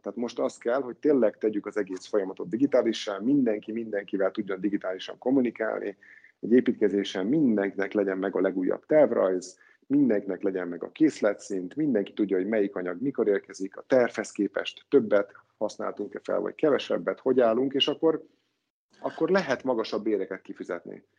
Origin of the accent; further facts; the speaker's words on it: Hungary; mint magyar állampolgár